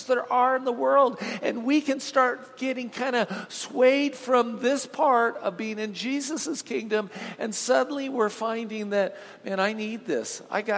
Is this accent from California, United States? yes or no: yes; Huntington Beach, California, United States; I grew up in Southern California, so down in Huntington Beach